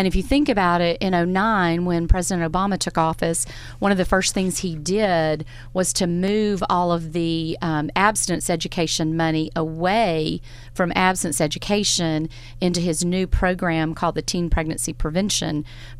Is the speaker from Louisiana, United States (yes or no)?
no; Florence, Alabama, United States; moved away as an adult; also born or lived in Nashville, Tennessee; now in Hartselle, United States; I'm from Florence, yes, so, native.